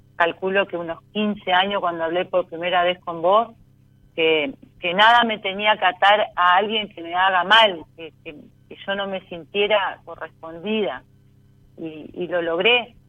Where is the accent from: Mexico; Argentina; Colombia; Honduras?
Argentina; Concordia, Entre Ríos; De Concordia, Entre Ríos